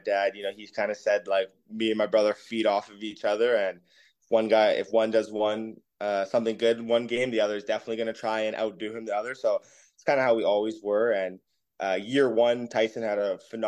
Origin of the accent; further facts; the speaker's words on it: Canada; as a Canadian